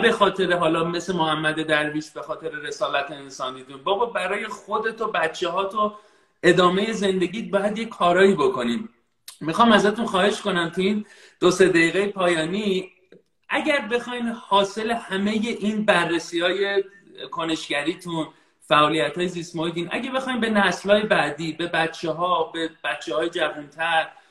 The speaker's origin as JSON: {"language": "Persian", "country": "Iran", "moved": "yes", "said": "من الان خارج از ایرانم ولی تمام وجودم در ایرانه خانوادم در ایرانن"}